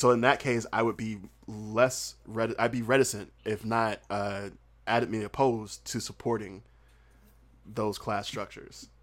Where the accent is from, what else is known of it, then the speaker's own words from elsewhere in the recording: Southern United States, United States; accent: Southern; also born or lived in South Korea; I'm Southern and, and my accent is thick. It's very, very thick